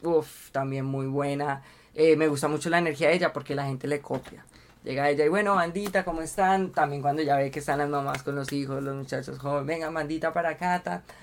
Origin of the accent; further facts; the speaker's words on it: Colombia; somos el público colombiano